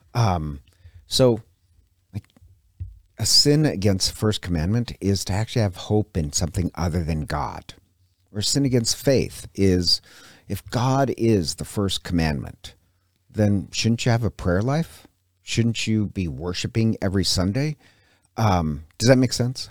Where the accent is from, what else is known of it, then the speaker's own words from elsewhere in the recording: Montana, United States; now in Coeur d'Alene, United States; I'm from Montana originally.